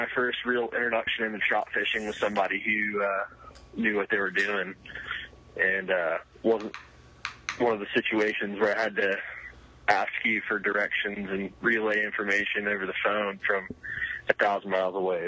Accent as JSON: {"language": "English", "town": "Miami", "region": "Florida", "country": "United States", "tie": "born or raised there", "moved": "yes", "said": "my hometown"}